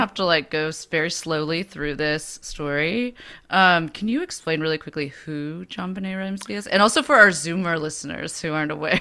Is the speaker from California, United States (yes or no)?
yes; Bay Area, California, United States; growing up in the Bay Area